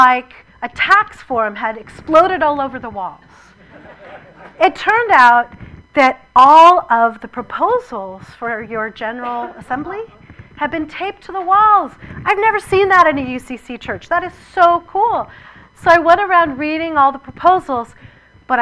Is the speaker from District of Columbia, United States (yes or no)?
no; Massachusetts, United States; I was born in Massachusetts